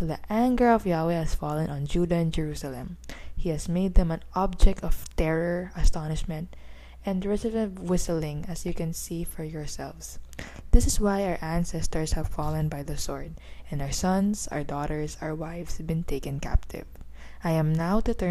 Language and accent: English; Philippines; also born or lived in Manila; I'm a teenager from the Philippines. I'm residing here in the capital of the Philippines.